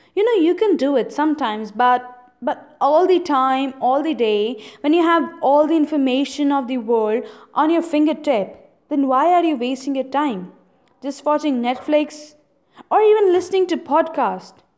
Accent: India; I'm an Indian

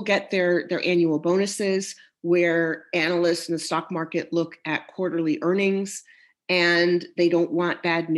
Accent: United States; also born or lived in Midwest / Texas; I grew up in the Midwest in Texas

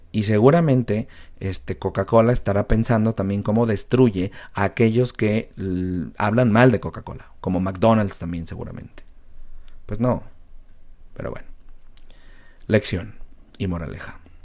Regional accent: Mexico; como mexicanos

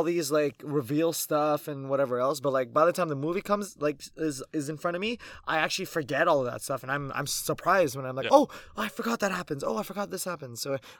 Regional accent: Philippines; I'm 5'7", I'm Filipino.

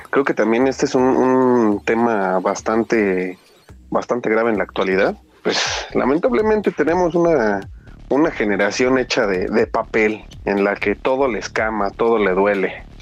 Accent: Mexico City, Mexico; sabes que soy el chilango por excelencia.

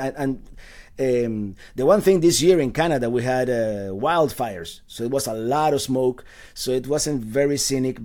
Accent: Cuba; also born or lived in Caribbean; now in United States; I was born in the island of Cuba. I've been here for, actually, two days ago was my, my thirty-fifth anniversary of arriving to the United States

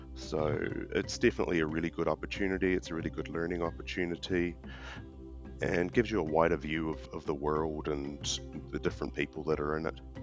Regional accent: New Zealand; moved away as an adult; also born or lived in Australia / Cambodia / Vietnam; now in Pretoria, South Africa; originally I'm actually from New Zealand

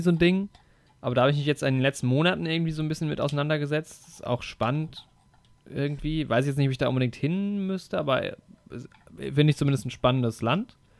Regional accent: Germany; als Deutscher

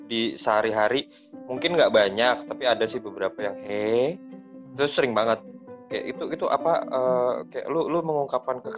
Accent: Java, Indonesia; karena gue orang Jawa

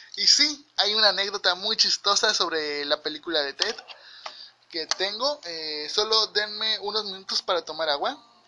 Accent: Mexico; yo como mexicano

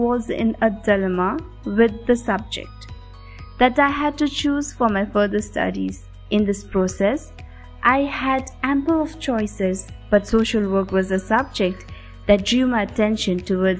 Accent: Darjeeling, West Bengal, India; I come from Darjeeling. I did my schooling from Loretto Convent, Darjeeling

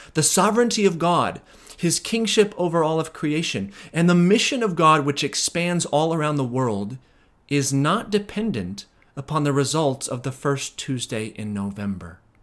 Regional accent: United States; we as American Christians

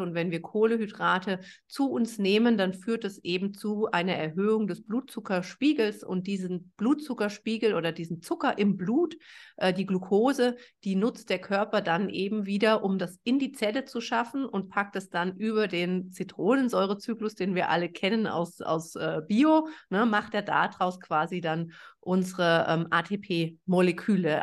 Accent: Germany; ich bin äh, Deutsche

